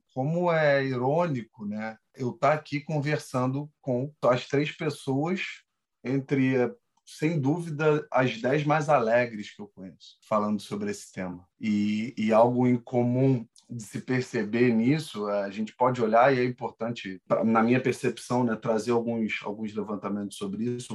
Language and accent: Portuguese; Rio de Janeiro, Brazil; sou natural do Rio de Janeiro